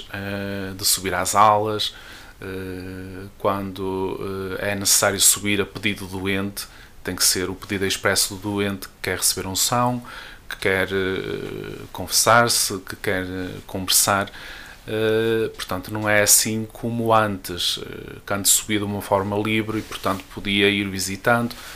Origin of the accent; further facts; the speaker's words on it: Marco de Canaveses, Norte, Portugal; eu sou natural do Marco, uma bonita freguesia de Soalhães